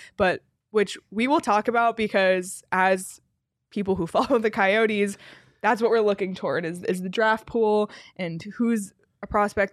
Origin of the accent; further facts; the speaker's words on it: Toronto, Ontario, Canada; moved away as an adult; I grew up in Toronto. I spent all my winters in Toronto until the last, like, three or so years